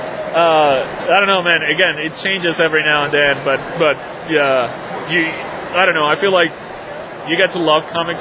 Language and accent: English; Venezuela; moved away as an adult; now in United States; I'm from Venezuela, from South America. So I came to the States with a scholarship